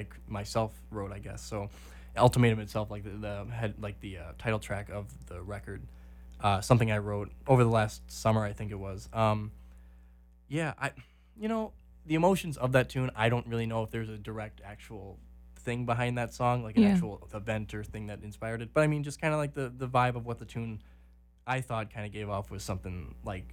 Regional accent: Green Bay, Wisconsin, United States; I'm from Green Bay, Wisconsin

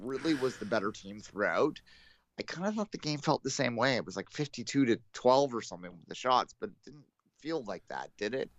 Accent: Canada; I'm Canadian.

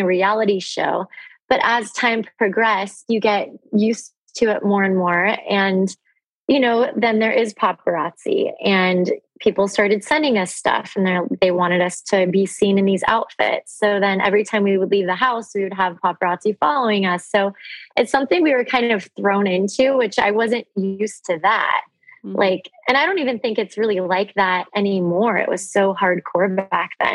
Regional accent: Orange County, California, United States; also born or lived in Los Angeles, California; I was born in LA, I grew up in Orange County

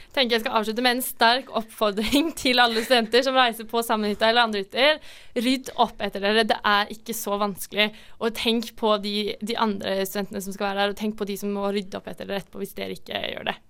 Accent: Norway; Vi er jo nordmenn

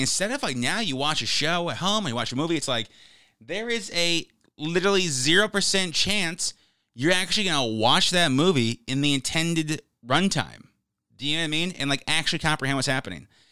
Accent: United States; I'm an American

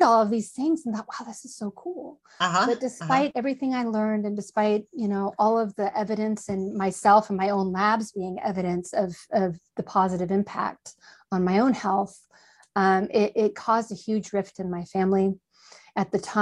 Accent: just south of Humboldt, Northern California, United States; I grew up in Northern California, just south of Humboldt

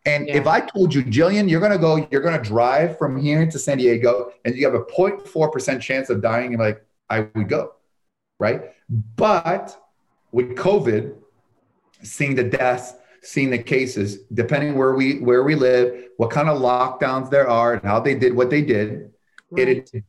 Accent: Canada; now in United States; And, I came from the United States, from Canada, the United States with $974 because I saw one of those light infomercial, how you get rich in real estate.

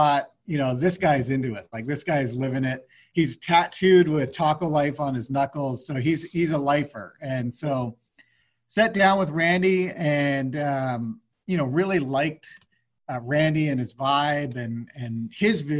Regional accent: Vancouver, British Columbia, Canada; moved away; I'm actually originally from Vancouver, BC in Canada.

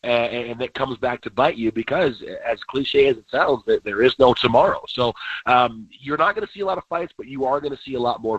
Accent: Detroit, Michigan, United States; moved away; I grew up in Detroit.

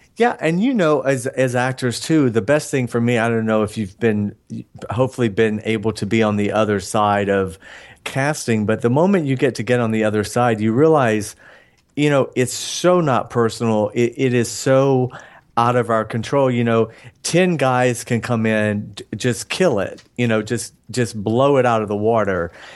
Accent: Atlanta, Georgia, United States; moved away as an adult; now in Los Angeles, United States; I'm from Georgia. I left Atlanta

